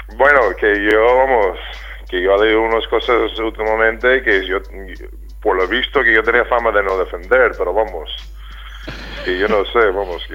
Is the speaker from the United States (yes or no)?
yes; United States; moved away; also born or lived in Vitoria, Spain / Málaga, Spain; yo soy muy americano, eh, bueno, y era muy americano entonces